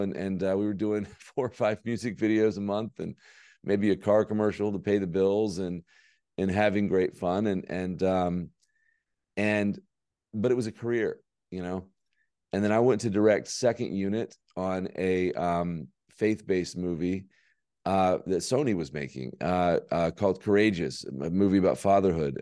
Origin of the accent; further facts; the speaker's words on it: Birmingham, Alabama, United States; born and raised in Birmingham, Alabama